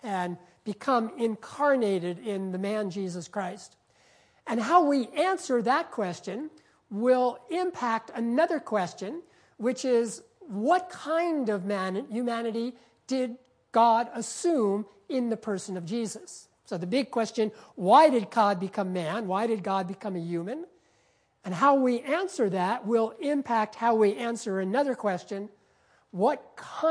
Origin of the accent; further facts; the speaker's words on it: Peekskill, New York, United States; my hometown, a little town called Peekskill, New York.